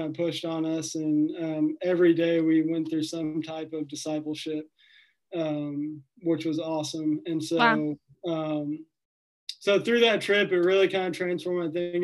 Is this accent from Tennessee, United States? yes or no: yes; Nashville, Tennessee, United States; I grew up in Nashville, Tennessee